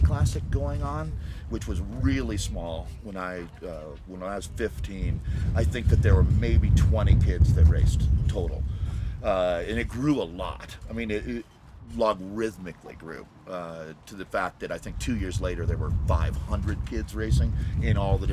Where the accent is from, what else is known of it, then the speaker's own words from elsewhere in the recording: Boulder, Colorado, United States; I grew up in the Table Mesa part of Boulder